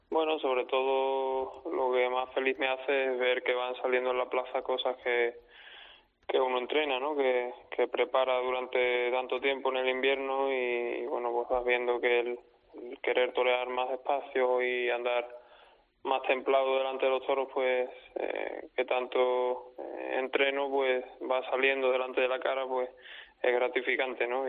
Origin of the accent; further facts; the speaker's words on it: Olivenza, Extremadura, Spain; mi tierra